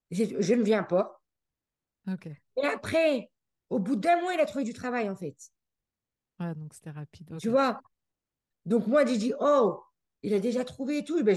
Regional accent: Geneva, Switzerland; accent: French; now in Canada; comme je venais de Genève et tout, que j'étais dans un environnement anglais et tout

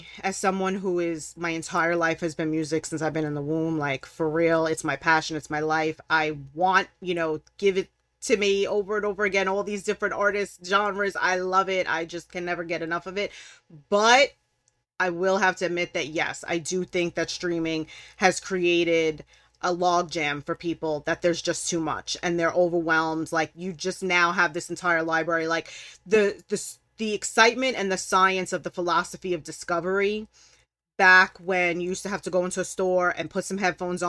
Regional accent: Brooklyn, New York, United States; and raised Brooklyn, New York. Like, okay. I've traveled all over, but I've lived nowhere else. So growing up in New York City

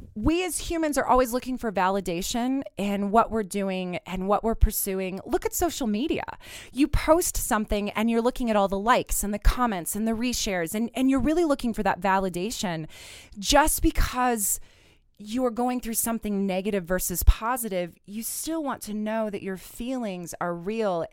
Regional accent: Southwest Kansas, United States; moved away; I, as you know, grew up in Southwest Kansas

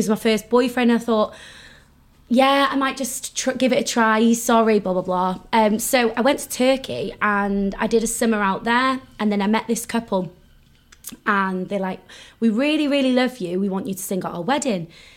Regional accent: North Wales, United Kingdom; So I grew up in North Wales

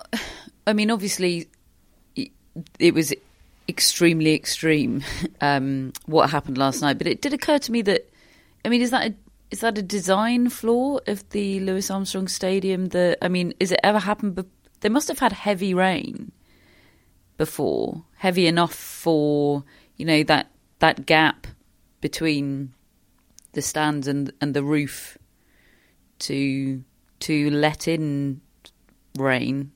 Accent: United Kingdom; we're so programmed as British sports fans

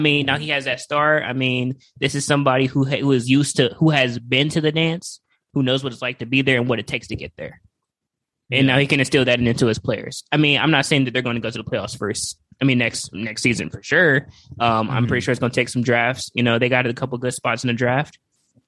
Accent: Cleveland, Ohio, United States; I'm from Cleveland

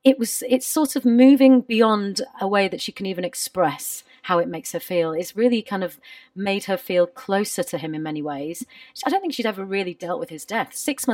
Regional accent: Bradford, Yorkshire and the Humber, United Kingdom; moved away as an adult; now in London, United Kingdom; I am a total city girl. I grew up in Bradford, live in London, have lived for 16 years.

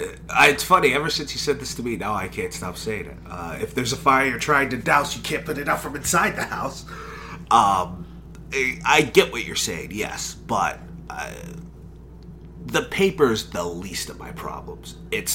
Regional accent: Texas, United States; you can tell I'm from Texas, right?

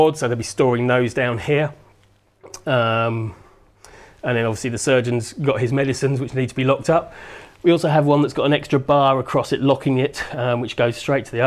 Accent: Portsmouth, South East England, United Kingdom; growing up in Portsmouth

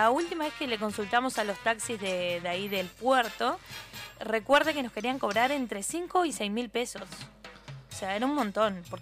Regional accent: Uruguay; estamos muy orgullosos de ser uruguayos, como Artigas

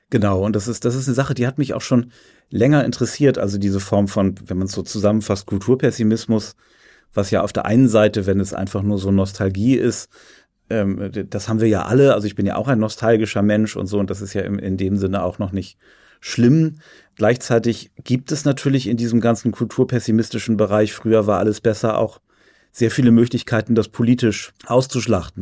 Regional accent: Germany; Also ich bin ja an der Elbe aufgewachsen

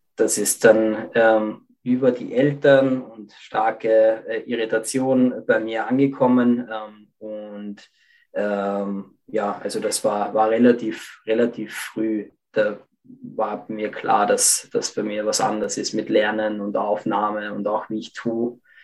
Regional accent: Lower Austria, Austria; ich bin in Österreich aufgewachsen, im Bereich Niederösterreich

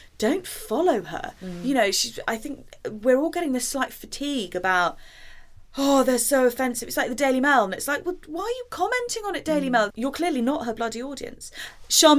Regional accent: Jamaica; moved away; I grew up in Jamaica

